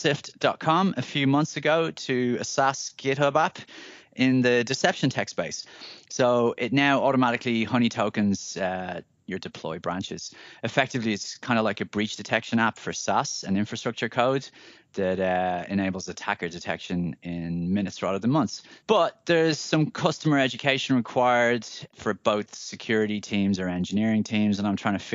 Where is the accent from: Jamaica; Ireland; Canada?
Ireland; moved away; I'm a recent returnee to my home country of Ireland